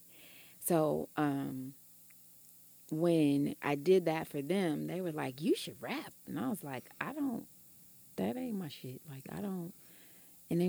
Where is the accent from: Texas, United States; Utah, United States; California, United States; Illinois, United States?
Illinois, United States; Chicago; moved away; also born or lived in Oklahoma City; I was from Chicago.